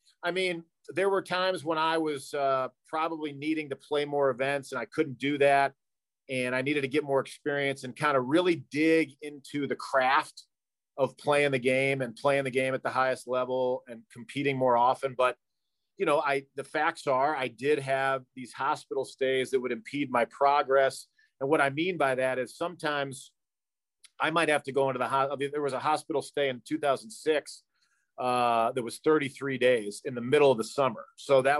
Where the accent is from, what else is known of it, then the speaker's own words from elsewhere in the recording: St. Louis, Missouri, United States; I grew up in St. Louis, where unfortunately drinking is very celebrated